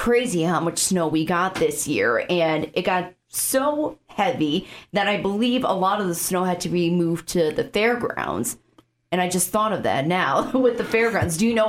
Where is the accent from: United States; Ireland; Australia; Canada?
United States; Chicago, Illinois; now in Sioux Falls, United States; So if you can't tell from my accent, I'm from Chicago, suburb of Chicago.